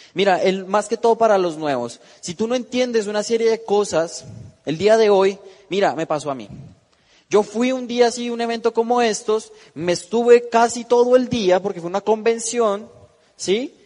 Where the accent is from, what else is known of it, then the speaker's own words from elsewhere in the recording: Bogotá, Colombia; moved away; yo vengo de la ciudad de Bogotá, tengo 19 años